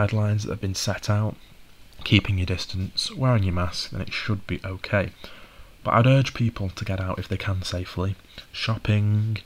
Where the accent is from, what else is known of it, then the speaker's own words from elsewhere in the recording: the north of England, United Kingdom; I'm from the North, living not far from Manchester now and going to university in Manchester